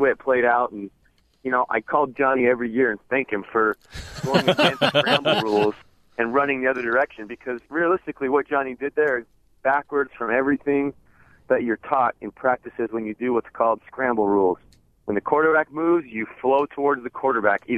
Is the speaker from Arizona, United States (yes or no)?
yes; Arizona, United States; born or raised there; also born or lived in Utah; now in San Diego, United States